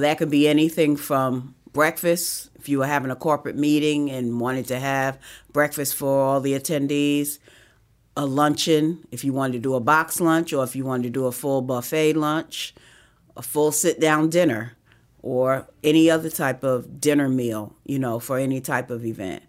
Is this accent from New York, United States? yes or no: yes; New York City, New York, United States; moved away as an adult; also born or lived in Harlem; now in Georgia, United States; I was born and raised on the Upper West Side of Manhattan. Lived in Harlem for seventeen years before coming to Georgia